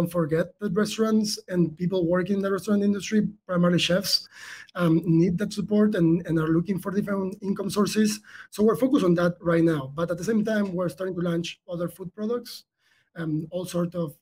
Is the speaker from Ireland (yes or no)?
no; Argentina; moved away; the accent might tell a cue there. Like, I was born in South America. I'm from Argentina originally